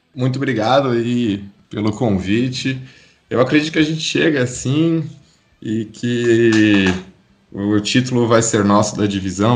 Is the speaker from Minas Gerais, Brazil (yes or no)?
no; Curitiba, Paraná, Brazil; moved away as an adult; now in Campinas, Brazil; eu sou de Curitiba, vim para Campinas em 2015 fazer faculdade aqui na Unicamp